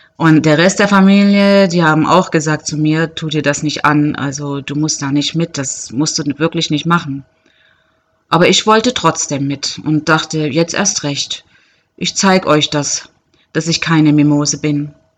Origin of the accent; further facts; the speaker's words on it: Germany; moved away; als Deutsche aus einem wirklich äh, guten Land kommend